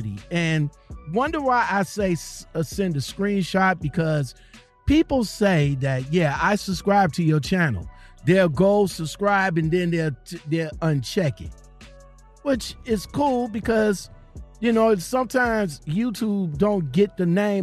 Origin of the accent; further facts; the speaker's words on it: Ohio, United States; I'm from Ohio